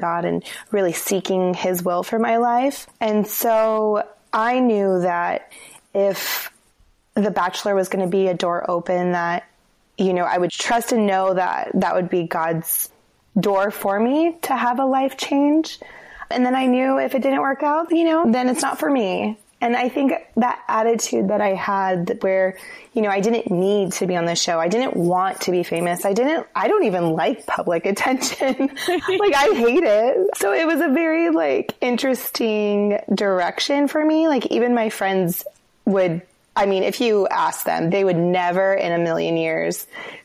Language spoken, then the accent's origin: English; Denver, Colorado, United States; moved away as an adult; also born or lived in Los Angeles, United States / Santa Monica, United States; now in Seattle, United States; I grew up in Denver